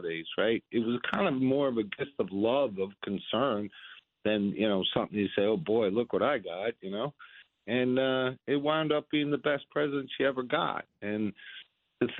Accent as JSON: {"language": "English", "country": "United States", "said": "I'm an American"}